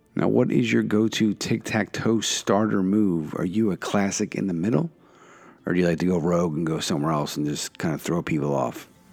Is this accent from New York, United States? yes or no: no; Philadelphia, Pennsylvania, United States; now in Connecticut, United States; I grew up in the Northeast. Uh, Oxford Circle is where I was early years.